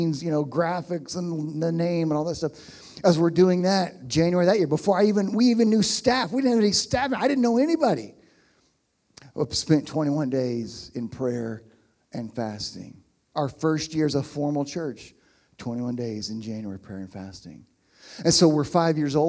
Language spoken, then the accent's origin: English; Oklahoma, United States; moved away as an adult; also born or lived in Pittsburgh, Pennsylvania; I'm from Oklahoma, although not here